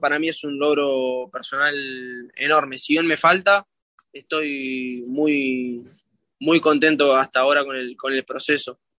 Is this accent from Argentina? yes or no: yes; Argentina; now in Miami, United States; somos 12, 12 argentinos